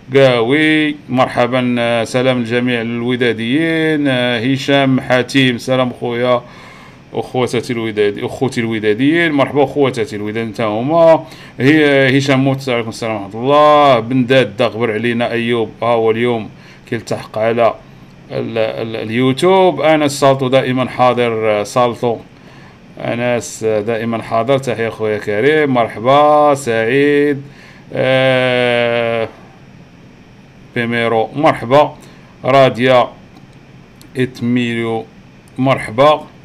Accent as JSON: {"language": "Arabic", "country": "Morocco", "said": "عندنا في المغرب"}